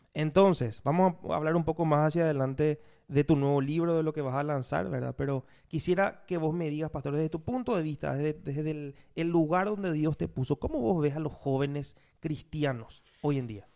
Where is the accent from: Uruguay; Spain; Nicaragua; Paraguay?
Paraguay; los paraguayos de repente somos sociables